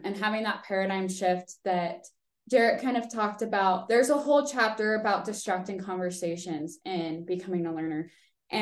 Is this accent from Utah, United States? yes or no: yes; Draper, Utah, United States; I'm from Draper, Utah